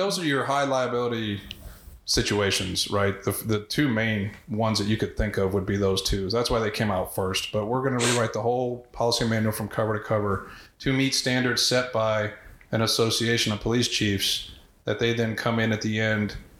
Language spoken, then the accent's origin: English; Houston, Texas, United States; also born or lived in Keene, Texas; I grew up in Houston, in North Houston, very diverse area